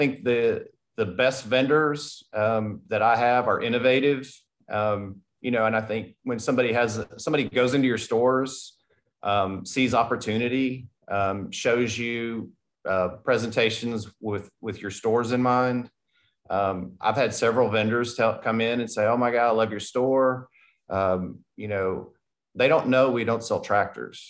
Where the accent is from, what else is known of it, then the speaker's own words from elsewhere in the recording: Tennessee, United States; I'm from Tennessee and now I'm here